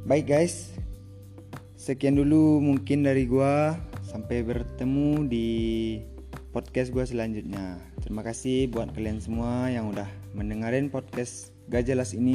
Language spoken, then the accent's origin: Indonesian; West Sumatra, Indonesia; gue dari Teknik Sipil. gue sendiri berasal dari Sumatera Barat.